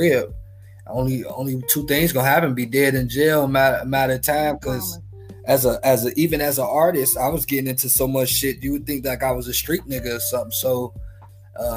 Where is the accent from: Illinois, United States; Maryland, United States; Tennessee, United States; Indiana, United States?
Indiana, United States; Marshalltown; moved away; I'm from Marshalltown